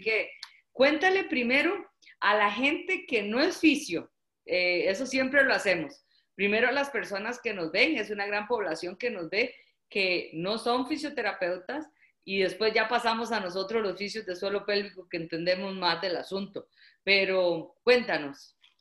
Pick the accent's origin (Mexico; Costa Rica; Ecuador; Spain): Costa Rica; como decimos en Costa Rica